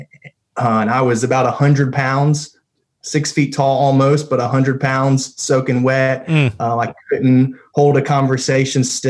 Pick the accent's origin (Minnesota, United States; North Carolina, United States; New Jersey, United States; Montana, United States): North Carolina, United States; Raleigh; I'm from the Raleigh area. I had a house that was off of Falls and Noose Road. I was over there kind of the Litchfield area, and had a horrible speech impediment as a kid